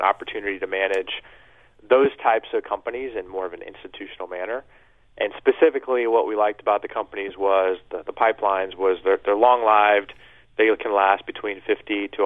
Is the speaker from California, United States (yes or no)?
no; Kansas City, Missouri, United States; moved away as an adult; also born or lived in New York; we're based in Kansas City, which is my hometown